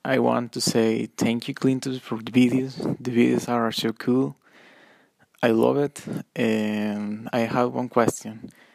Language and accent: English; Monterrey, Nuevo León, Mexico; I am from Monterrey, Mex-, Mexico